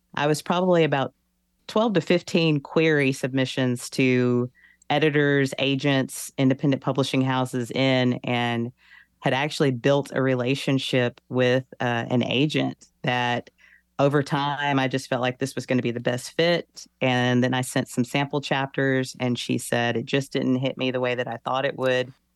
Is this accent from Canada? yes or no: no; Texas, United States; I'm from the South, I'm from Texas, I'm born and raised in the Bible Belt